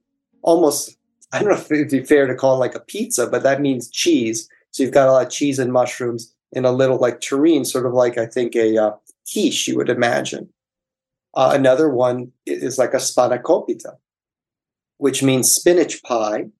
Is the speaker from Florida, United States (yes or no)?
yes; Miami, Florida, United States; moved away; growing up in Miami